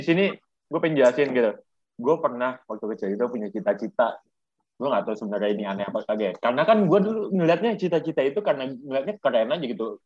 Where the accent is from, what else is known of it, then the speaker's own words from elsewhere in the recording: Jakarta, Indonesia; lahir di Jakarta, tepatnya tanggal dua puluh sembilan November pada tahun dua ribu dua